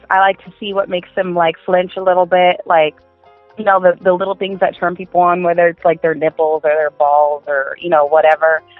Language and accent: English; Inland Empire, California, United States; I'm from uh, California in the Inland Empire